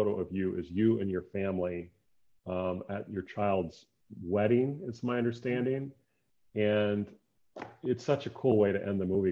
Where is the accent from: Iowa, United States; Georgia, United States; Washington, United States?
Iowa, United States; Decorah; Decorah, my hometown